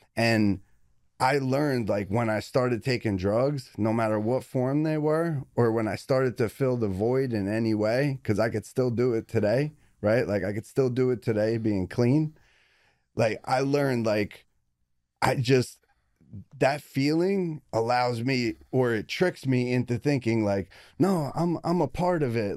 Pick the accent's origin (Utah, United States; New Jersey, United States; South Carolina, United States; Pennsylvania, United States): New Jersey, United States; Belleville; I was born in Belleville, New Jersey